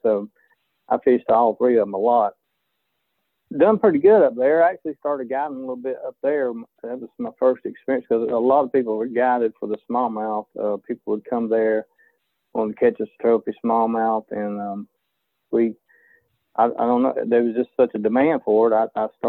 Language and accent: English; Anniston, Alabama, United States; I grew up in Anniston, Alabama